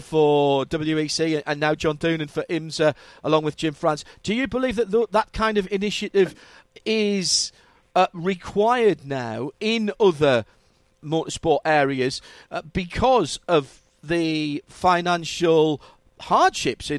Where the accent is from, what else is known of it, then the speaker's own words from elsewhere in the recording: England, United Kingdom; as us English would say